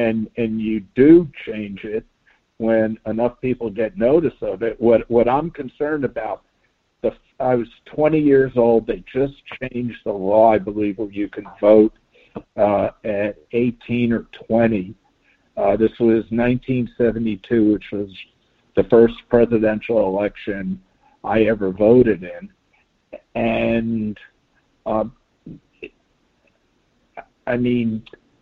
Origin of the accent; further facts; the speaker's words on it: Miami Beach, Florida, United States; growing up on Miami Beach